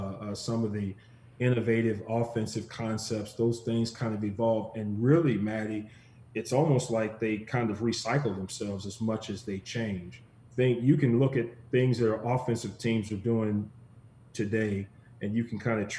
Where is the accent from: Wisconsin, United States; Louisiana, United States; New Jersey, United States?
Louisiana, United States; Shreveport; also born or lived in Charlotte, North Carolina; now in Buffalo, United States; a 5-year-old child growing up in Shreveport, Louisiana